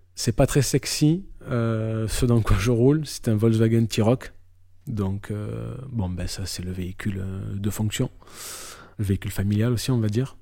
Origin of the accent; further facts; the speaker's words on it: Marseille, Provence-Alpes-Côte d'Azur, France; je suis marseillais. Je suis né, j'ai grandi à Marseille et j'y vis toujours.